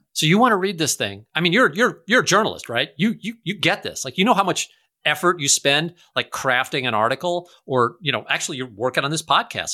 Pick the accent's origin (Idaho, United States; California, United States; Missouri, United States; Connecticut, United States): Missouri, United States; St. Louis; I'm from Saint Louis